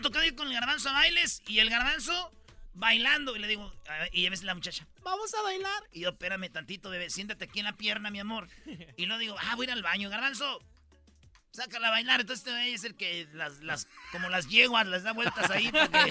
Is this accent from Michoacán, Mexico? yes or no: yes; Jiquilpan, Michoacán, Mexico; nací en el Hospital Lázaro Cárdenas el 11 de diciembre en Jiquilpan, Michoacán.